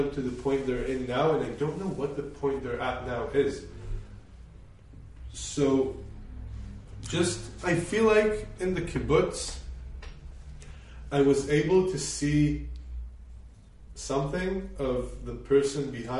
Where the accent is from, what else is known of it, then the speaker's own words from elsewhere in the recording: China; My parents were really good. I grew up in so many different environments. My school in China was super significant.